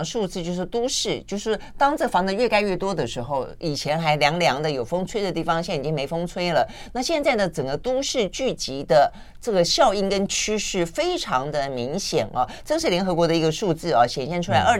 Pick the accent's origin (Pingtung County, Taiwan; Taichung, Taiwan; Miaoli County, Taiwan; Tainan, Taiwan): Tainan, Taiwan; now in Taipei, Taiwan; 因为因为我是台南来的孩子嘛，其实我我到台北之后很很久很久很久以后，